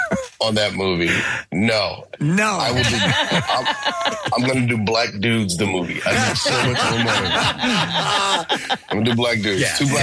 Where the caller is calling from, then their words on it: New York, United States; I'm in New York.